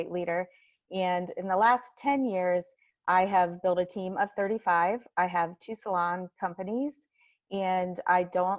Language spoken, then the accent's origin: English; Massillon, Ohio, United States; I'm from Massillon, Ohio, which is just a tiny town about an hour south of Cleveland, Ohio